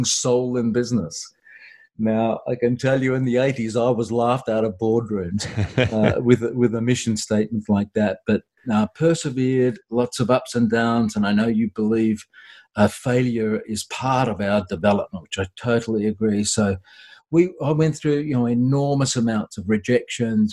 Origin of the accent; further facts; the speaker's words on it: Australia; I'm an Aussie